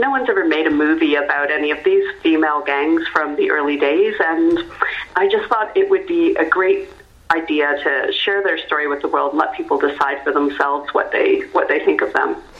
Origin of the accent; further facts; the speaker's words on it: Canada; I'm Canadian